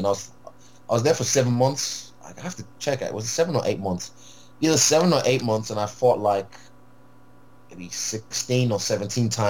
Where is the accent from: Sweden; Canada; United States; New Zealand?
New Zealand; also born or lived in Rotorua, New Zealand / Whanganui, New Zealand / Nigeria (ancestry); now in Auckland, New Zealand; By nationality, I'm Kiwi.